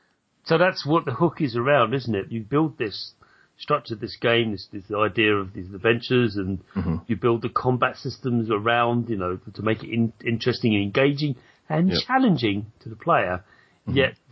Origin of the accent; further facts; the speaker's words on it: United Kingdom; as a British person